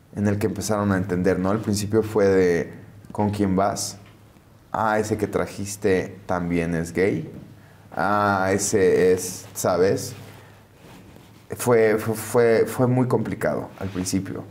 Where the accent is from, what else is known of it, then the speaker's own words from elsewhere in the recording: McAllen, Texas, United States; moved away; also born or lived in Mexico / Los Angeles; en McAllen, pues de justo de donde yo soy